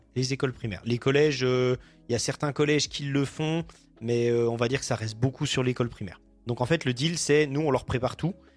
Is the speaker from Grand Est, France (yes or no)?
no; Ain, Auvergne-Rhône-Alpes, France; now in Jura, France; moi je suis originaire de l'Ain, donc dans l'Ain je connais un petit peu.